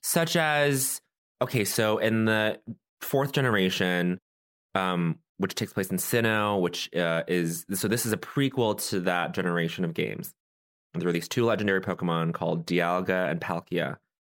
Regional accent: Colorado, United States; I'm from Colorado

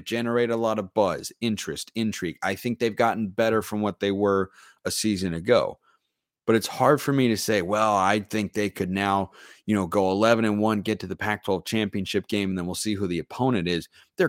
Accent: United Kingdom; now in Canada; you thought it unusual to be a committed Canadian Duck fan. Well, it gets more out there, as I'm also a British expat and former college football player and coach also.

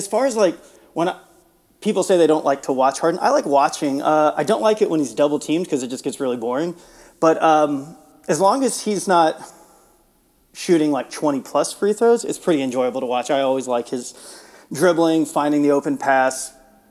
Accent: Houston, Texas, United States; now in Austin, United States; So I grew up in the Houston area. I grew up in a suburb of Houston, but I moved away after school, and I've been in Central Texas and Austin the rest of the time.

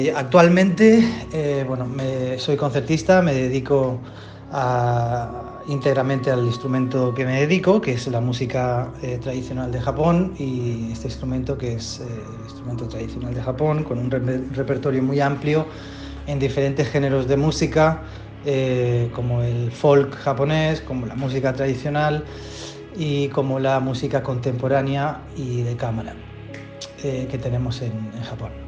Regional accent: Spain; moved away as an adult; also born or lived in Argentina / Japan; con mi familia eh, nos, mudamos a España, fue el país donde me crié, eh, hasta los aproximadamente 20 años

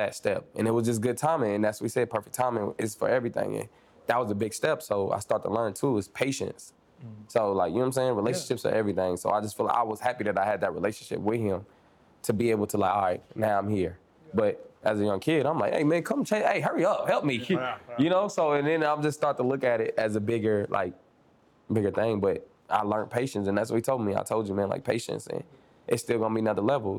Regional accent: Kansas City, Missouri, United States; now in Atlanta, United States; I'm from Kansas City

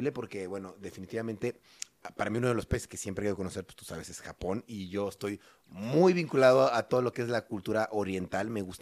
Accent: Mexico; son como, como los mexicanos, que somos lindos, son muy amables

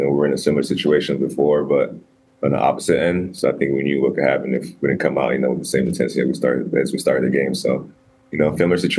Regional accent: Cleveland, Ohio, United States; as a black player, you know, growing up in Cleveland

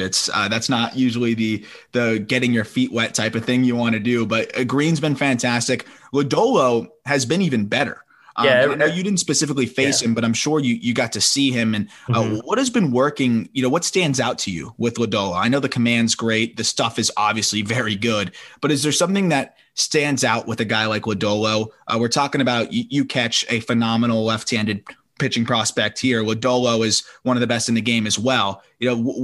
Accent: South Florida, United States; we grew up in South Florida together

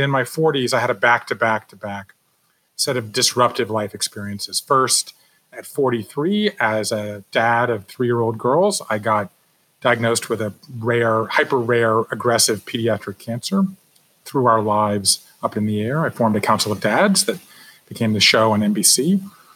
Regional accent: Savannah, Georgia, United States; moved away as an adult; I grew up in Savannah, Georgia.

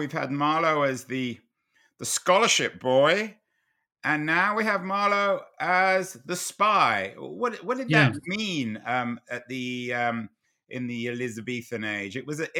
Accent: London, United Kingdom; I mean, I grew up in London, and Deptford then was about the last place in the world you ever wanted to be, on the south bank of the River Thames.

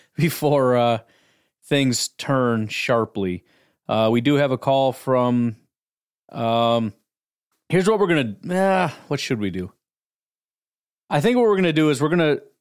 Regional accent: Illinois, United States; I grew up in Illinois.

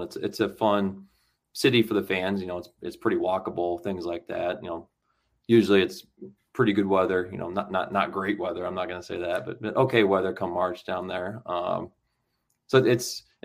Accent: Iowa, United States; growing up in the Midwest, you know, I was always an Iowa fan

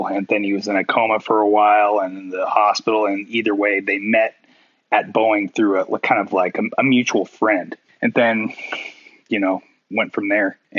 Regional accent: Issaquah, Washington, United States; also born or lived in Hobart, Washington; I was born in Issaquah, Washington, but kind of like I lived kind of on the outskirts and kind of closer to a place called Hobart, which is more out in the sticks

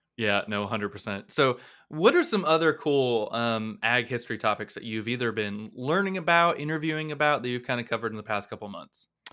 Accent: Blountstown, Florida, United States; my hometown of Bluntstown

